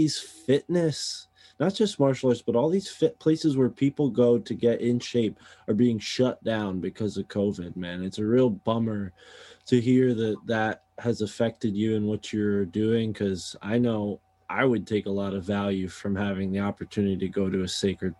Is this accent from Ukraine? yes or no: no; East Coast, United States; growing up on the East Coast